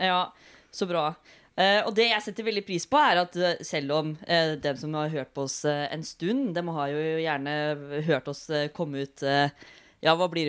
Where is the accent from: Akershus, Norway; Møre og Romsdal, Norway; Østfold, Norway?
Østfold, Norway; Fredrikstad; Og så kommer jeg fra Fredrikstad. Jeg har egentlig blitt fortalt at jeg skal prøve å snakke med Fredrikstad på radio, for da får jeg en veldig gjenkjennbar eh, stemme.